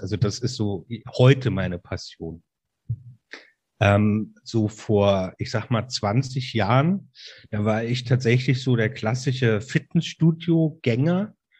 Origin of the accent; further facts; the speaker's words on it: Mainz, Rhineland-Palatinate, Germany; Ich bin ein echter Mainzer Bub, also Mainzer, ähm, und mit Leib und Seele Rheinhesse